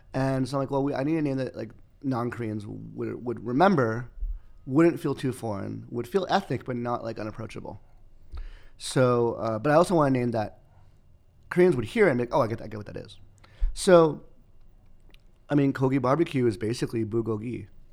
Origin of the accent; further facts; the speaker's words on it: Los Angeles, California, United States; Los Angeles